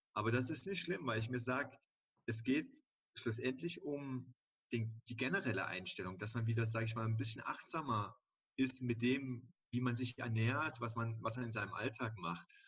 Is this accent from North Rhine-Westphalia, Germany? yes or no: no; Dresden, Saxony, Germany; moved away as an adult; also born or lived in Cologne; ich bin 36 Jahre alt und komme gebürtig aus Dresden